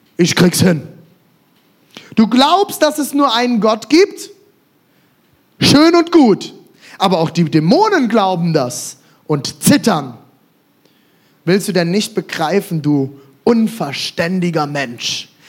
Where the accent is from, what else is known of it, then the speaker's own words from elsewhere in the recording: Germany; als Deutsche